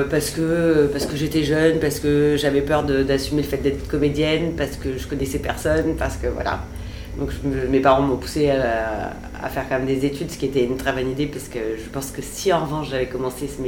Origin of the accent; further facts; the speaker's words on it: France; Je suis française, finalement il y, a une cohérence.